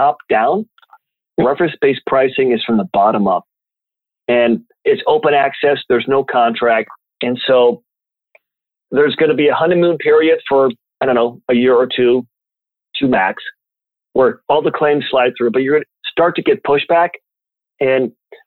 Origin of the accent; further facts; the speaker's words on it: Champaign, Illinois, United States; My hometown of Champaign, Illinois